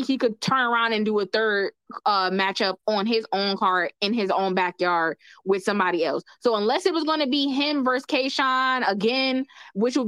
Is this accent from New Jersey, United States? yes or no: yes; New Jersey, United States; Jersey, where I'm from, but I'm from North Jersey.